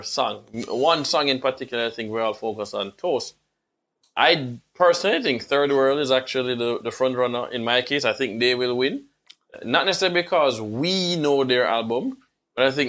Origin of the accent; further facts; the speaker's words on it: Kingston, Jamaica; now in Florida, United States; this uptown kid that grew up in Kingston 6